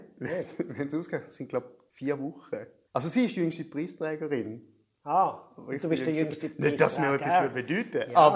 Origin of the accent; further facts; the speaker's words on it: Schaffhausen, Switzerland; also born or lived in Thurgau; ich sehe mich eigentlich immer so als Schaffhauser Aszendent Thurgauer.